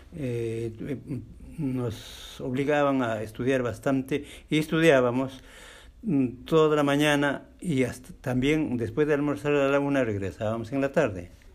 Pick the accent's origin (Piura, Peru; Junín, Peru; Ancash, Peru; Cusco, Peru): Junín, Peru; Jauja; moved away as an adult; yo soy de la provincia de Jauja. En las épocas del año 1965 empecé el colegio